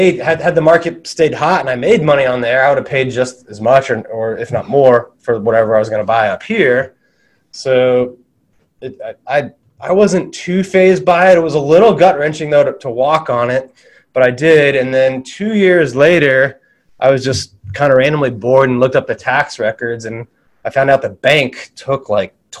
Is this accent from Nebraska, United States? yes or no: no; South Florida, United States; also born or lived in Fayetteville, Arkansas; When we were five, we moved to South Florida, and I grew up down there.